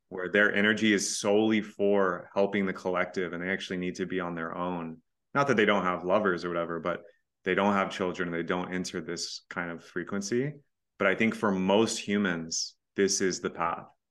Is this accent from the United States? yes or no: yes; Texas, United States; I'm from Texas